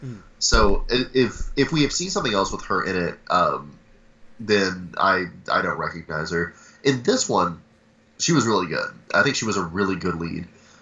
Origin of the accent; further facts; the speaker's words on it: Midwest, United States; I'm from the Midwest